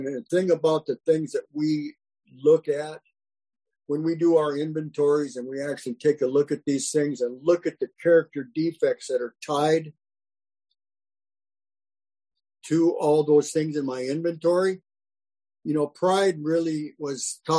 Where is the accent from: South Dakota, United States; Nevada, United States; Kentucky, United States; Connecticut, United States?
South Dakota, United States; now in California, United States; This is when I moved from South Dakota to California